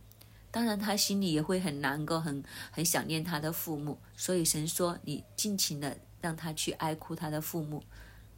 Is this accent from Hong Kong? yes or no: yes; Hong Kong; 就好像我们香港人一样，我们会通知亲朋戚友，给一喜帖